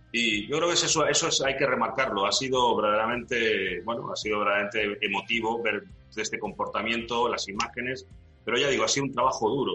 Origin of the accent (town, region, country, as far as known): Ceuta, Spain